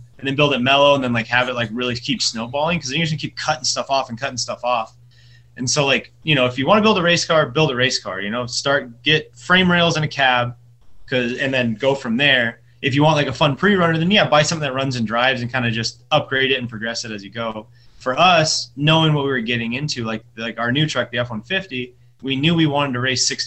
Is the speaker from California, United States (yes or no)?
yes; San Diego, California, United States; also born or lived in El Cajon, California; I grew up mainly in Claremont, so like San Diego. Claremont, I went to Claremont High School